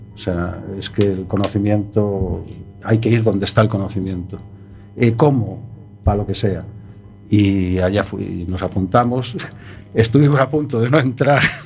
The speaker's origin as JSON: {"language": "Spanish", "town": "Madrid", "region": "Community of Madrid", "country": "Spain", "said": "Yo soy madrileño"}